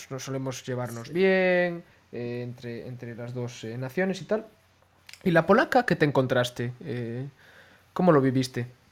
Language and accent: Spanish; Galicia, Spain; que somos gallegos